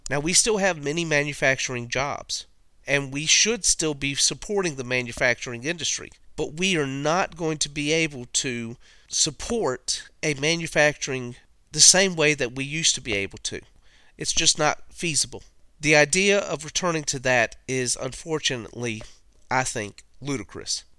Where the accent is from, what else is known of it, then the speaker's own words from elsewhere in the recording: United States; as an American